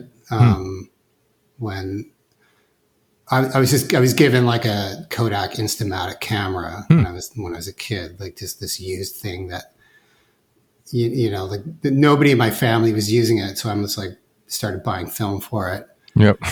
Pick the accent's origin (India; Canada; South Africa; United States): Canada; Vancouver, British Columbia; I'm born and raised in Vancouver